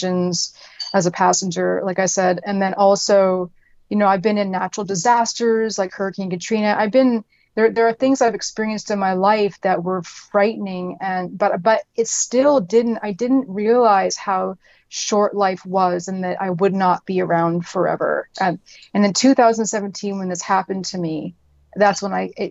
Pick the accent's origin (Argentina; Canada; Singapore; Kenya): Canada; moved away as an adult; also born or lived in Atlanta, United States; Canada, which is where I'm from. I was born and raised in Canada.